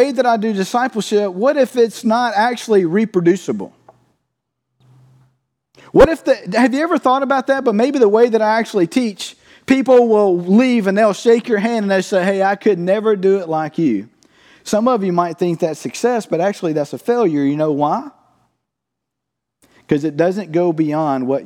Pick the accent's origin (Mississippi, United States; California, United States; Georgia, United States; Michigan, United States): Mississippi, United States; Cottonville; I'm from Cottonville, Mississippi